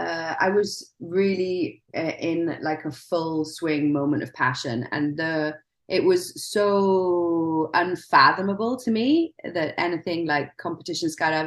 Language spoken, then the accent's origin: English; Wales, United Kingdom; I grew up in Wales.